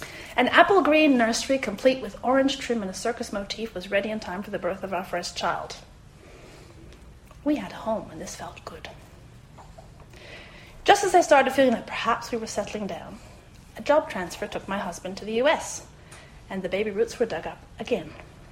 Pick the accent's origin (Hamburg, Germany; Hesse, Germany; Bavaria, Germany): Bavaria, Germany; Munich; also born or lived in France / South Carolina, United States; now in Australia; I grew up in Germany, and to this day deeply love my childhood town of Munich. I was educated in the French school system in Germany and have a French family because I married a Frenchman.